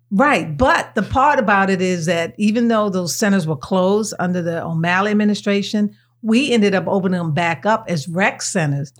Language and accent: English; Baltimore, Maryland, United States; I was born and raised here in Baltimore.